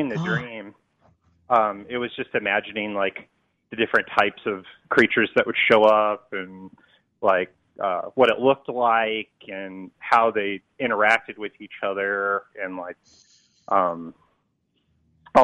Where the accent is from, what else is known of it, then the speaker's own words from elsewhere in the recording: Las Vegas, Nevada, United States; I'm from Vegas